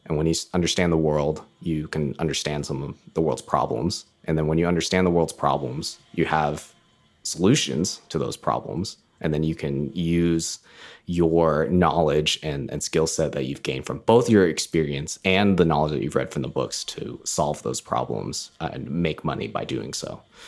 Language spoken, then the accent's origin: English; United States; moved away as an adult; now in Canada; I'm American, but, uh, live in Canada